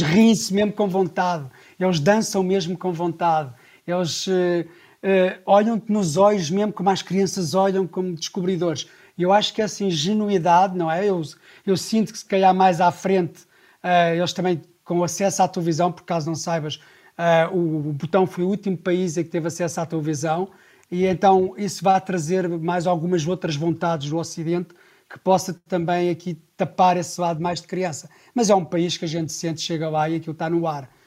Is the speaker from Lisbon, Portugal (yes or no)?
yes; Sintra, Lisbon, Portugal; E eu cresci ali na Praia Grande, também de Sintra